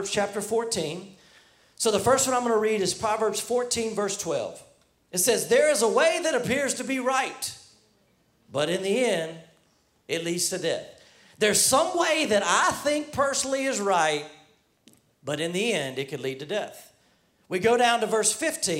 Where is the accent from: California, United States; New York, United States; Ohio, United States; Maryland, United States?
New York, United States; New York City; moved away; We have people from the NYC because I'm from New York